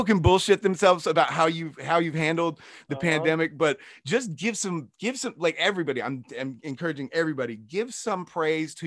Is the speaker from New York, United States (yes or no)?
no; Kansas, United States; also born or lived in wine country, California; now in Los Angeles, United States; I'm from Kansas.